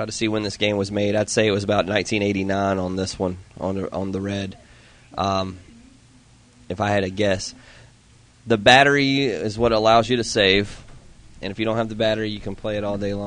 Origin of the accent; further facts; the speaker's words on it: South Carolina, United States; now in Georgia, United States; My hometown in South Carolina was the worst of the worst.